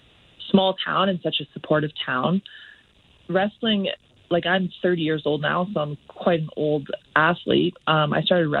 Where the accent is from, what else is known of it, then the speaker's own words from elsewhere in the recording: Olds, Alberta, Canada; now in Calgary, Canada; Yeah, I was born and raised in Olds, Alberta.